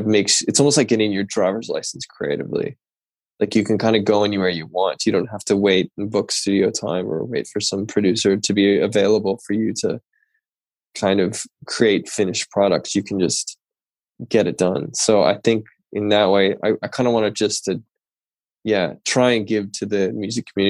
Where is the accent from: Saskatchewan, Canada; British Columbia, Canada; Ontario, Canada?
British Columbia, Canada; Port Coquitlam; I grew up outside of Vancouver in Canada in a smaller town called Port Coquitlam